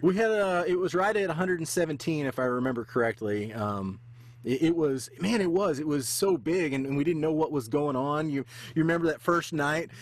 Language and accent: English; United States; being from the state, I've never been to Canada